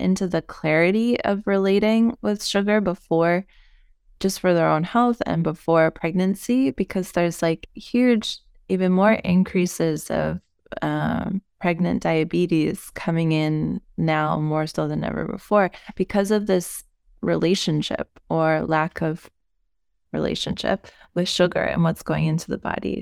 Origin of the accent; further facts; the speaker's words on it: United States; moved away as an adult; now in Europe; as an American, and, um, being American, but living in Europe for the last decade of my life